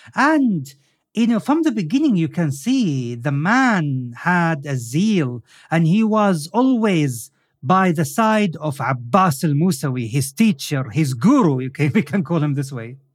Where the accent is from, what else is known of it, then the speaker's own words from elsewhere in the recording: Al Khobar, Eastern Province, Saudi Arabia; in my hometown, Al-Khubar, in Saudi Arabia